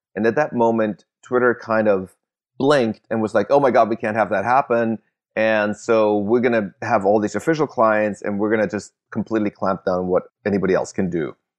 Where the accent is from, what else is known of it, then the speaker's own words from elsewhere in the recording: Germany; moved away; I grew up in Germany